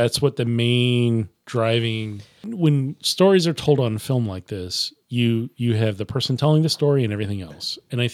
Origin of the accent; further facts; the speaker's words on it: Nebraska, United States; I'm saying it wrong because I'm from Nebraska. It's a Nebraska thing.